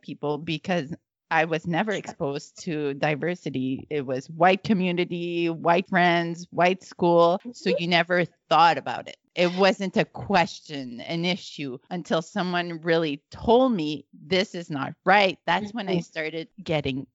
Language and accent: English; Northern Alberta, Canada; moved away as an adult; now in Montreal, Canada; I grew up in Northern Alberta, a small white community